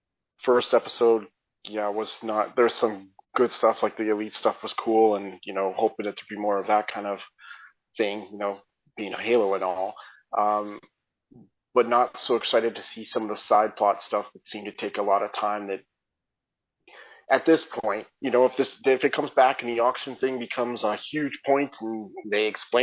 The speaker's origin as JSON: {"language": "English", "country": "Canada", "said": "I'm just a Canadian here"}